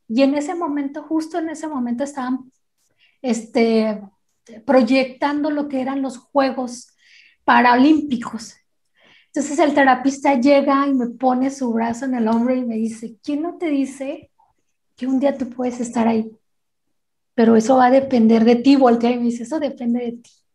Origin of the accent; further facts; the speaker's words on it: Guadalajara, Jalisco, Mexico; soy de Guadalajara, Jalisco